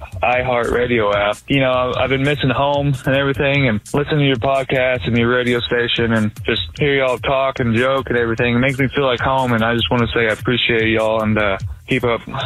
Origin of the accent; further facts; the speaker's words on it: Hot Springs, Arkansas, United States; now in California, United States; I am originally from Hot Springs, Arkansas, and I recently moved the past few months to California.